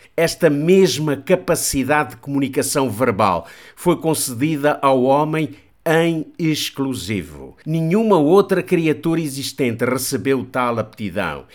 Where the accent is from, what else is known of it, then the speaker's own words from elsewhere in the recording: Portugal; Nós, portugueses